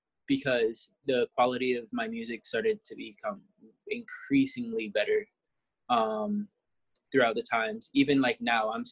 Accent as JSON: {"language": "English", "country": "Jamaica", "said": "we're both Jamaican"}